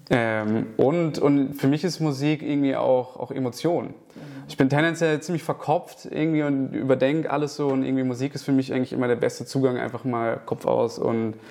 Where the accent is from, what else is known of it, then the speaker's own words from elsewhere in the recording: Kiel, Schleswig-Holstein, Germany; moved away; ich komme ja ursprünglich aus Kiel